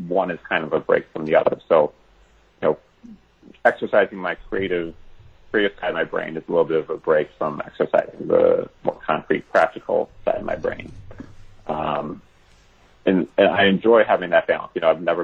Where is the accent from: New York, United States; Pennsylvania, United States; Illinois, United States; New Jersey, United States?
Illinois, United States; Chicago; my hometown in Chicago